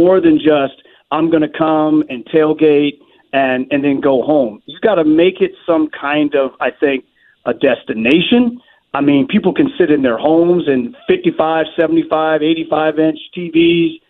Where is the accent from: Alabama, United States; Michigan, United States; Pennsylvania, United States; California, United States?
Michigan, United States; Detroit; moved away; I'm from Detroit. I grew up right outside Detroit